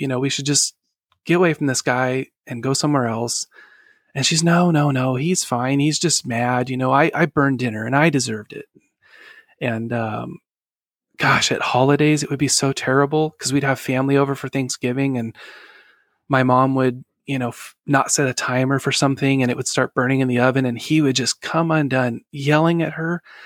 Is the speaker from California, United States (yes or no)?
yes; Sacramento, California, United States; I was born in November nineteen eighty-four in Sacramento, California